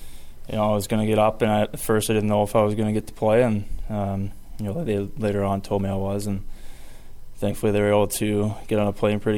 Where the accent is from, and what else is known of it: Gilroy, California, United States; born or raised there